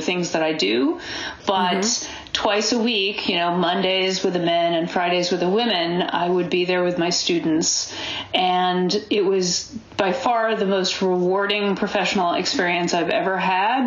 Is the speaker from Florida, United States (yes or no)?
no; Boston, Massachusetts, United States; also born or lived in California / Ohio / New York; now in Berkeley, United States; I was raised back east in New England